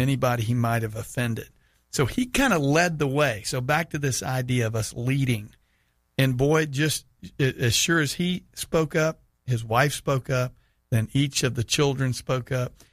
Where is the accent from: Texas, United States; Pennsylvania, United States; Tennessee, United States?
Texas, United States; Houston; moved away; went back to my hometown of Houston